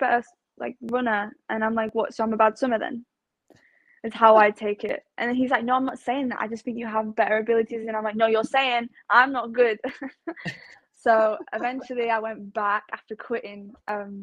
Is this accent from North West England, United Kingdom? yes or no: yes; Manchester, North West England, United Kingdom; also born or lived in Leigh / South Africa; this is my home base where I'm from.